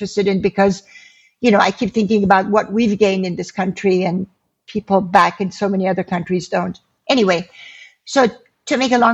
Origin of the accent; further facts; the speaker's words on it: Iran; also born or lived in California / Oregon; now in United States; when we were growing up in Iran